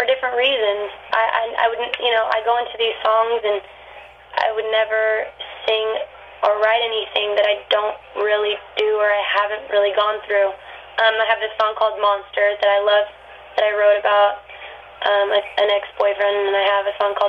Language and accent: English; Manteca, California, United States; moved away as an adult; Manteca is a really small town